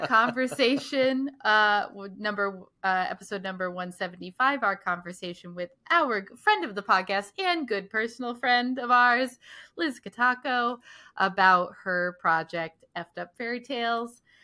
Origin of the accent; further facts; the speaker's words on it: Scituate, Rhode Island, United States; growing up in Situate